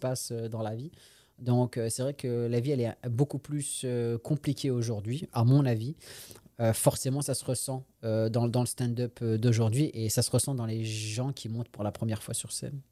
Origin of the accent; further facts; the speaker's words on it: France; moved away as an adult; also born or lived in Paris / Quebec; now in Montreal, Canada; je suis né en France, j'ai grandi en France